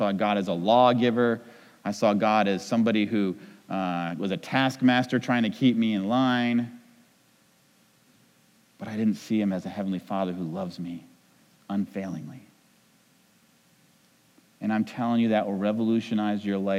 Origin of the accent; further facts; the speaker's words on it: New England, United States; I'm from New England